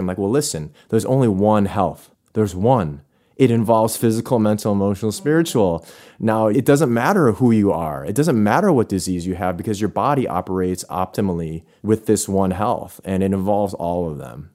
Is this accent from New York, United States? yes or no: yes; Buffalo, New York, United States; I'm from Buffalo